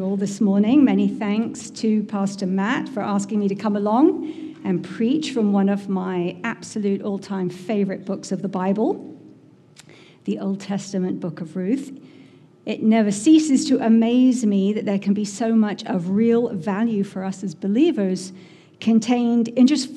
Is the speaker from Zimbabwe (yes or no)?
no; England, United Kingdom; moved away as an adult; now in Massachusetts, United States; I'm from England originally, in case you couldn't tell that already. But I've lived here in Massachusetts for 20 years now